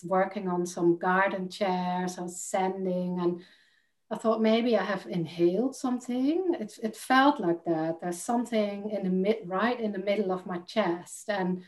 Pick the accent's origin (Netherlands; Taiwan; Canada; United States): Netherlands; English is a second language; now in United Kingdom; And when I moved from Holland to the UK, I noticed that people didn't understand ….